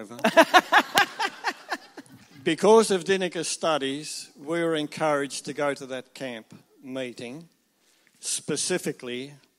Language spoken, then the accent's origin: English; Tasmania, Australia; we're travelling around Australia. We came from Nelson Bay to get here. But we are from Tasmania.